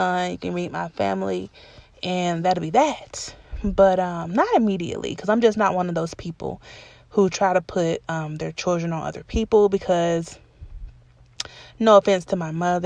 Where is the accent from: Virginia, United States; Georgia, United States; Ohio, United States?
Georgia, United States; Atlanta; the house I grew up in Atlanta